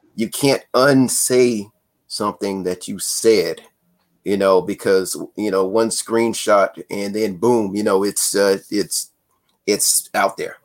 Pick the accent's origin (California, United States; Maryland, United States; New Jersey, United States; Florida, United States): California, United States; I grew up in California